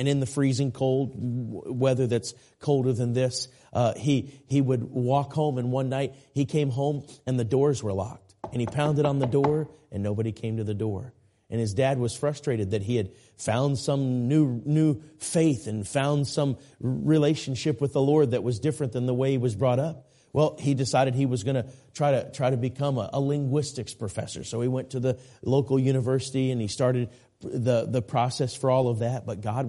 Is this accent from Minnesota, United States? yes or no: yes; Minneapolis, Minnesota, United States; now raised in Minneapolis, and where I grew up in the Minneapolis-St. Paul area.